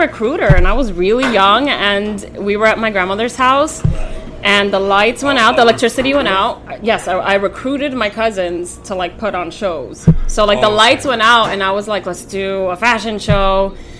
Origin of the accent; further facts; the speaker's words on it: New York City, New York, United States; also born or lived in Santo Domingo, Dominican Republic / Bronx, New York; I lived in the Bronx briefly, and then I grew up in Washington Heights. And then eventually moved back to the Bronx.